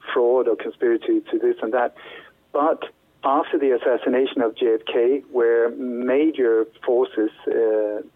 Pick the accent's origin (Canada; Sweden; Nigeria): Sweden; moved away as an adult; also born or lived in Denmark; now in Spain; We moved to Sweden when I was a child, but then when I grew up there, I started working as a journalist